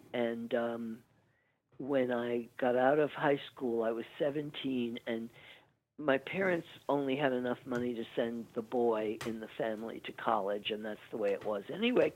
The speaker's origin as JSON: {"language": "English", "town": "New York City", "region": "New York", "country": "United States", "tie": "born or raised there", "said": "we grew up in Woodside, Queens, which is just across the bridge from Manhattan"}